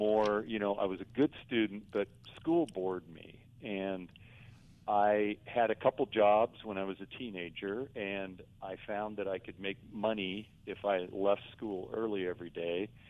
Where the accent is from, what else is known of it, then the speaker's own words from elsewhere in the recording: Canada; moved away; Growing up in Canada